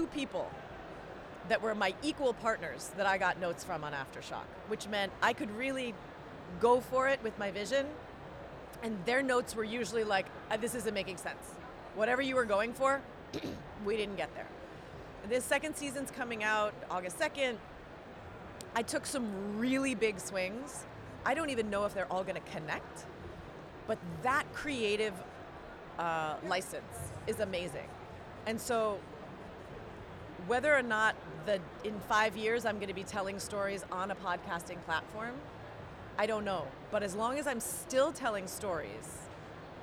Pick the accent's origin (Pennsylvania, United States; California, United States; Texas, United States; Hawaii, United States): Hawaii, United States; moved away; I grew up in Hawaii